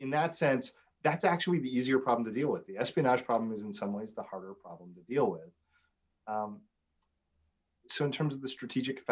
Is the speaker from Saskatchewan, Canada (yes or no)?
yes; Saskatchewan, Canada; now in United States; I grew up in Saskatchewan in a very rural place